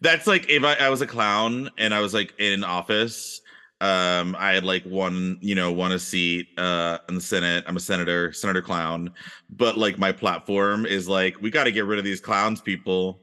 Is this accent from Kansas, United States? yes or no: no; Texas, United States; growing up in Texas in the eighties and the nineties